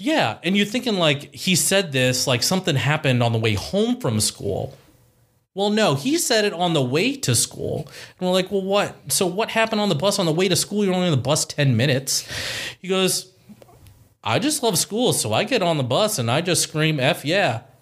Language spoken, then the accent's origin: English; Columbus, Ohio, United States; also born or lived in Powell, Ohio / Dublin, Ohio / Chicago, Illinois; born and raised in Columbus, Ohio